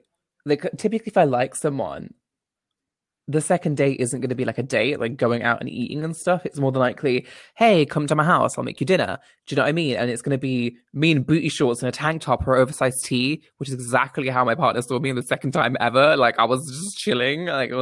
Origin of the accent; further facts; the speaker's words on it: Coventry, West Midlands, United Kingdom; I'm from Coventry.